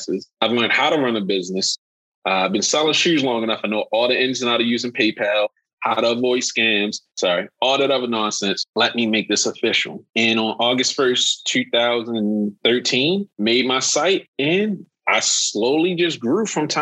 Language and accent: English; Baltimore, Maryland, United States; I am from Baltimore.